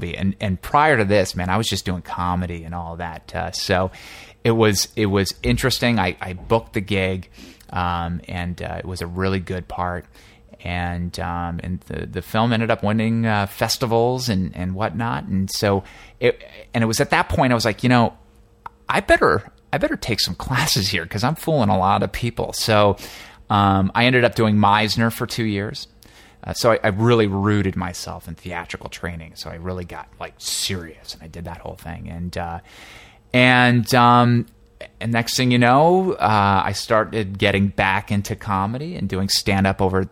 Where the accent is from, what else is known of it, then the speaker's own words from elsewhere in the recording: New Jersey, United States; moved away as an adult; also born or lived in Boston; now in Los Angeles, United States; I'm actually an East Coast guy. I was raised in New Jersey